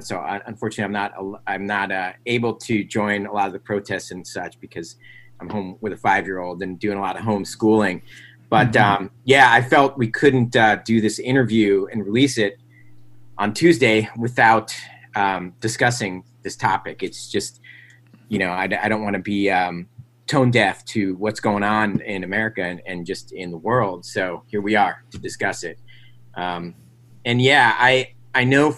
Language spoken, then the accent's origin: English; Metuchen, New Jersey, United States; also born or lived in Edison, New Jersey; I grew up in, you know, middle class to upper middle class suburb in New Jersey